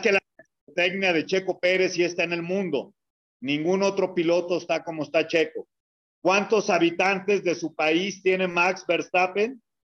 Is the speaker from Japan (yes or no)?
no; Jalisco, Mexico; Yo soy jalisciense